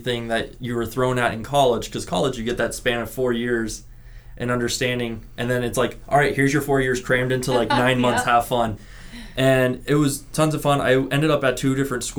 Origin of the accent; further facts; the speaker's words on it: Henderson, Nevada, United States; also born or lived in Reno; I have lived in Nevada my entire life. I grew up in Henderson, went to school in Reno, came back here to teach in Clark County